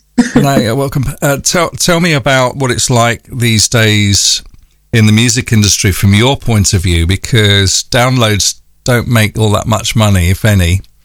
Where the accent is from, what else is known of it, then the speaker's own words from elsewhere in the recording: London, United Kingdom; accent: North London; my North London accent